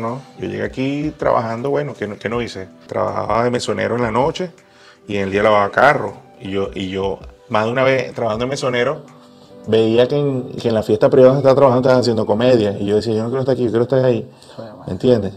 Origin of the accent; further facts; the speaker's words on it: Venezuela; moved away as an adult; todos los venezolanos que estamos regados a nivel mundial